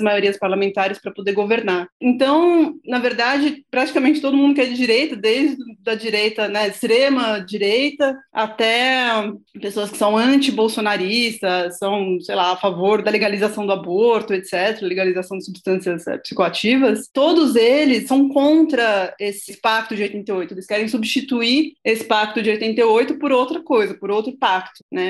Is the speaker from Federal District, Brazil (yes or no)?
no; São Paulo, Brazil; eu sou de São Paulo